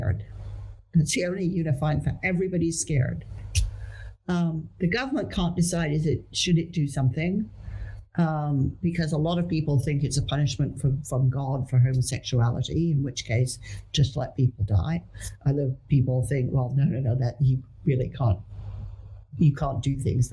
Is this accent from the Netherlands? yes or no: yes; Netherlands; I grew up in the Netherlands